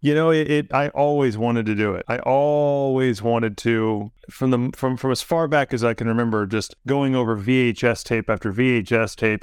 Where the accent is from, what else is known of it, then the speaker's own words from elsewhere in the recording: Germantown, Tennessee, United States; moved away; I'm from Germantown, Tennessee, in the Memphis area